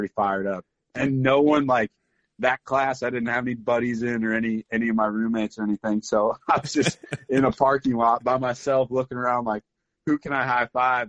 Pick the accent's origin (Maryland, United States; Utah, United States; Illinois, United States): Illinois, United States; Waterloo; moved away as an adult; also born or lived in Missouri; I originally grew up in southern Illinois. Waterloo was my hometown, about 45 minutes south of St. Louis on the Illinois side, right on the Mississippi River. I grew up there, left right out of high school.